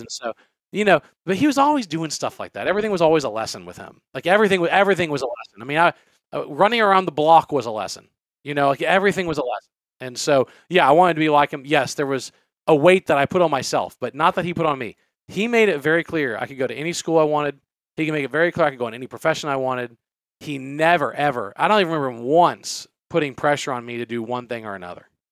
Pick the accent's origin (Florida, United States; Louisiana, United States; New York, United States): Louisiana, United States; I I was born and raised in Louisiana